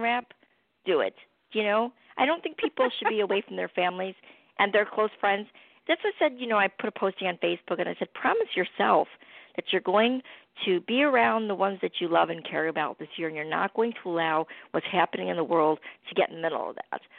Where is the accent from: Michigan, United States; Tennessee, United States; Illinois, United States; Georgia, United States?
Illinois, United States; Chicago; moved away; I'm from Chicago originally